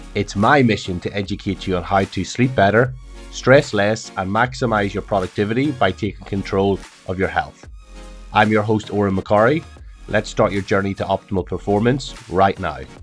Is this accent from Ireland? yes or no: yes; Ireland; moved away as an adult; also born or lived in Liverpool / Glasgow; now in Australia; originally from Ireland, moved to Liverpool for uni.